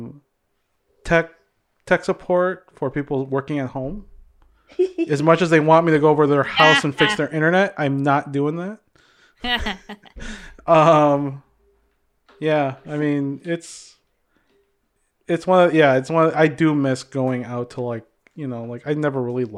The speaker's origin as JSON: {"language": "English", "town": "Hopkins", "region": "Minnesota", "country": "United States", "tie": "born or raised there", "said": "living and growing up in Hopkins and with that theater"}